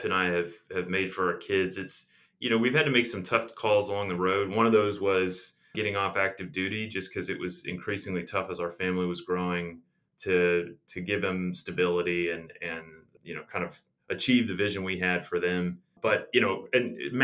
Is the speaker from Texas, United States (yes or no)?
yes; Texas, United States; moved away as an adult; also born or lived in North Carolina / Germany; now in Durham, United States; I'm from Texas